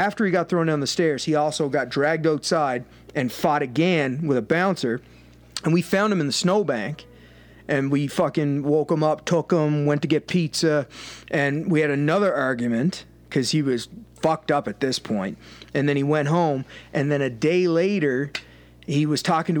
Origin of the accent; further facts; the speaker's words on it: Cape Breton, Nova Scotia, Canada; we're from Cape Breton, so a lot of people in our island are like well-known fighters